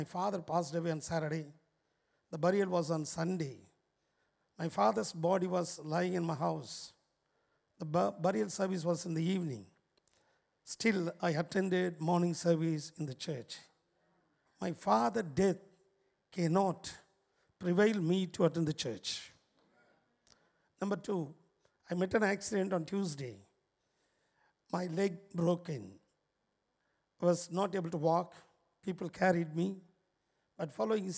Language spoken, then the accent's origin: English; Chennai, Tamil Nadu, India; I'm coming from India, Chennai, where St. Thomas was martyred in our city